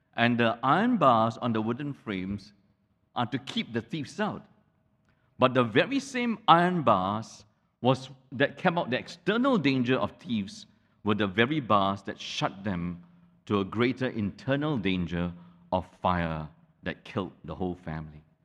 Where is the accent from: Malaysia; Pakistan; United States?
Malaysia; the whole town that I grew up in in Malaysia